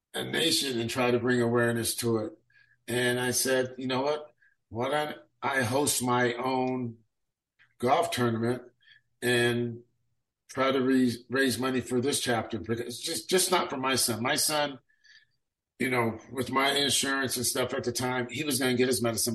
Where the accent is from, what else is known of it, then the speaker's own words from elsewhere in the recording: Sacramento, California, United States; I grew up in District 7 out in South Sac